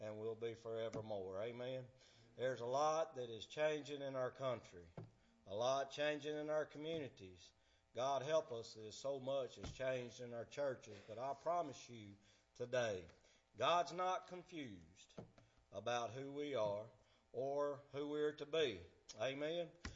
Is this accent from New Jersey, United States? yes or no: no; Alabama, United States; also born or lived in Helena, Arkansas; I'm from Alabama